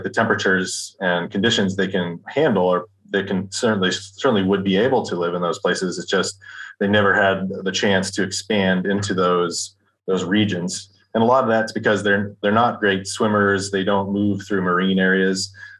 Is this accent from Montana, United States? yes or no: yes; Montana, United States; now in Alaska, United States; Yeah, I grew up in Montana.